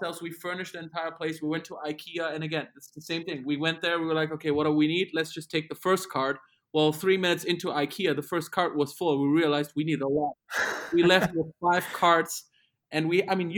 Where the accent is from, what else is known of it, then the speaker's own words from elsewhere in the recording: Germany; English is a second language; moved away as an adult; now in United States; we're from Germany